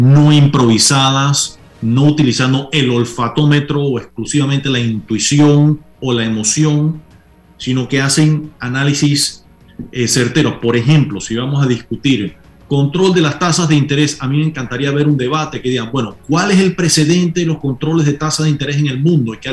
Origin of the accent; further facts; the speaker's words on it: Panama; yo sí siento eh, como panameño orgullo de que tenemos un sistema electoral